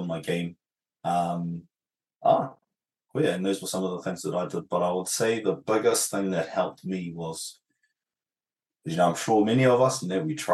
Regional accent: Sydney, New South Wales, Australia; moved away; also born or lived in New Zealand; I was actually raised in Australia

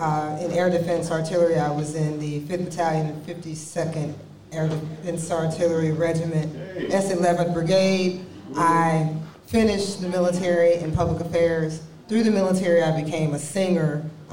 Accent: Mississippi, United States; being that I'm from Mississippi

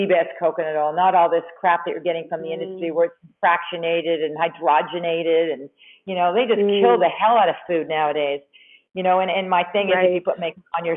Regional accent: Canada; moved away; also born or lived in New York; I'm originally from Canada, but I was working in New York

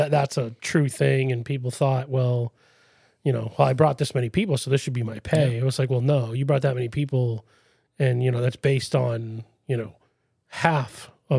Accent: Worcester, Massachusetts, United States; I was from Worcester.

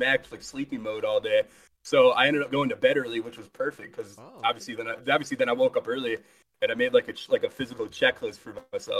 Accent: Toledo, Ohio, United States; I live in the underrated and base state of Ohio, specifically, like, Toledo, Michigan area

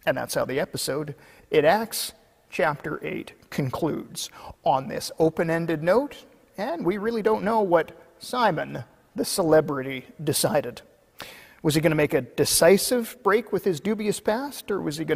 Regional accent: Kelowna, British Columbia, Canada; my hometown of Kelowna

